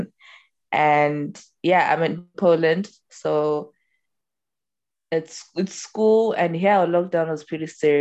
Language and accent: English; Bulawayo, Zimbabwe; Born and raised in Zim, Lawayo to be specific